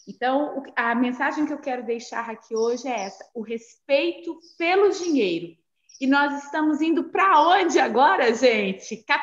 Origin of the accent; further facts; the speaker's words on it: Barbacena, Minas Gerais, Brazil; Eu sou de Barbacena, interior de Minas, né?